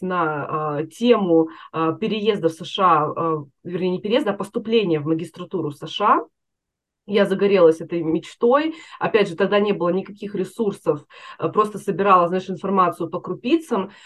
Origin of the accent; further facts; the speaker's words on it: Chelyabinsk, Chelyabinsk Oblast, Russia; moved away as an adult; now in United States; Я из Челябинска